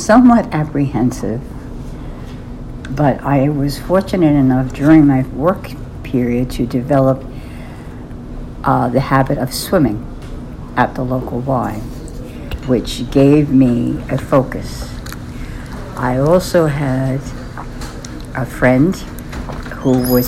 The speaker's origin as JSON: {"language": "English", "town": "New York City", "region": "New York", "country": "United States", "said": "I come from East Harlem, an Italian-American background"}